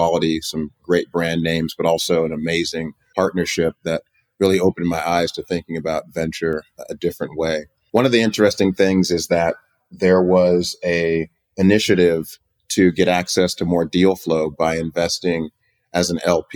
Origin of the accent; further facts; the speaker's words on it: Oakland, California, United States; also born or lived in Virginia; I was born in Oakland and went to Hampton University, a historically black college in Virginia, came back to the Bay